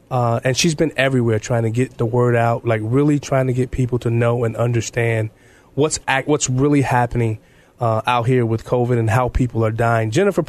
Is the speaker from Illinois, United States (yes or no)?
yes; Chicago, Illinois, United States; I grew up in Chicago, mm-hmm, growing up in the project Cabrini Green projects of Chicago, yeah, and the South Sides of Chicago.